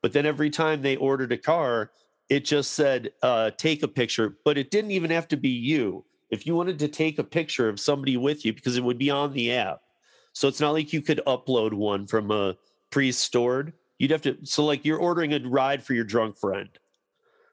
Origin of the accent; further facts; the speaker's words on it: Michigan, United States; now in Denver, United States; I grew up in Michigan